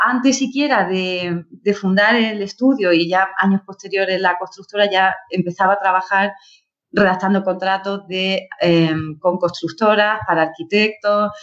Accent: Andalusia, Spain; moved away as an adult; also born or lived in Granada; now in Madrid, Spain; yo soy andaluza también

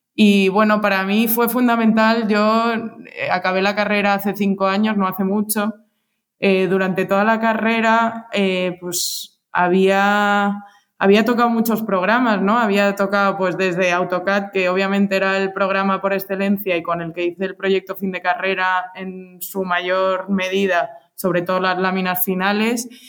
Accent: Alicante, Valencian Community, Spain; moved away as an adult; also born or lived in Madrid / Chicago; soy de Alicante

